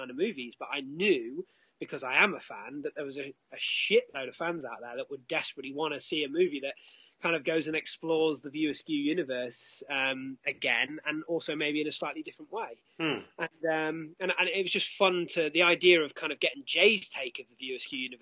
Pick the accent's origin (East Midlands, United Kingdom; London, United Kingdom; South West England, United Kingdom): East Midlands, United Kingdom; Derby; my hometown, Derby